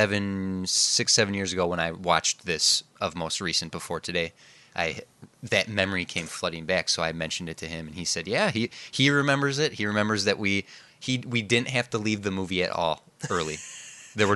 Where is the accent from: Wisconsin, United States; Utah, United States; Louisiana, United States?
Wisconsin, United States; Kenosha; Market Square Cinema in Kenosha, Wisconsin. It was the only movie theater in town when we were younger.